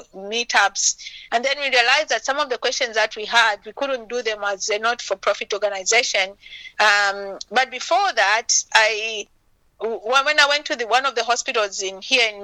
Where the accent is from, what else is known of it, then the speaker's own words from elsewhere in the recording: Zambia; moved away; my home country, Zambia